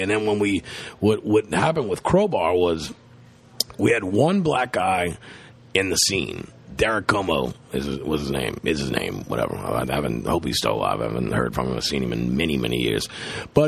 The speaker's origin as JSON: {"language": "English", "region": "the South", "country": "United States", "said": "we're from the South"}